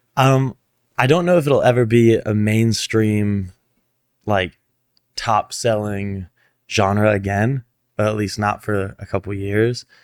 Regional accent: Fort Lauderdale, Florida, United States; moved away as an adult; now in Los Angeles, United States; my hometown

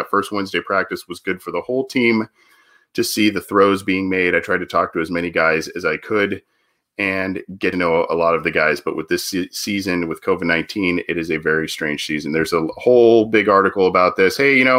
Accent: Southern California, United States; since I'm from Southern California

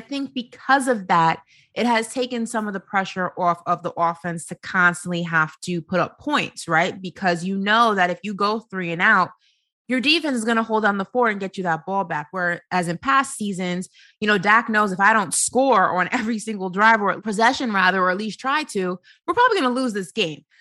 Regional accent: New York, United States; I'm from New York

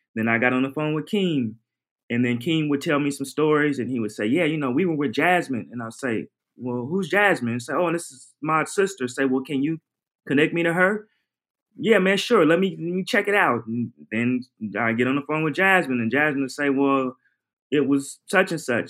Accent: Portland, Oregon, United States; moved away; I'm from Oregon, Portland, Oregon in my teens and early 20s

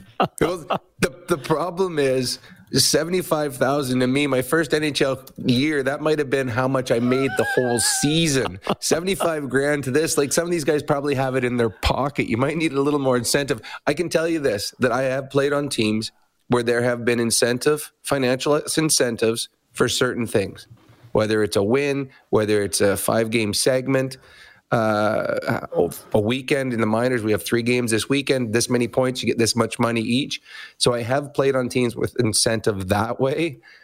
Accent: Edmonton, Alberta, Canada; Edmonton, my hometown

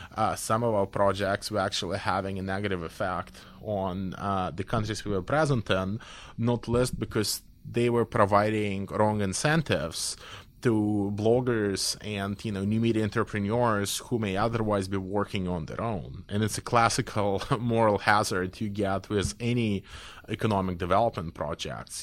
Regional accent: Belarus; I come from Belarus

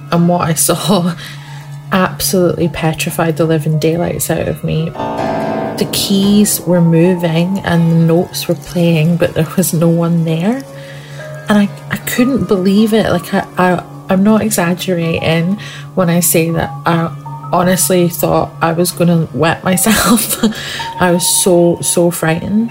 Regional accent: Scotland, United Kingdom; where I grew up in Scotland

